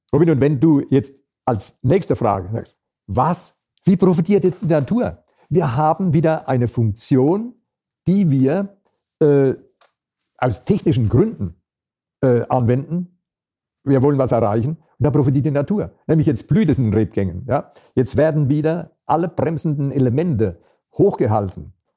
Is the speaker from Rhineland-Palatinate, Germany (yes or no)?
yes; Rhineland-Palatinate, Germany; hier bei uns in der Pfalz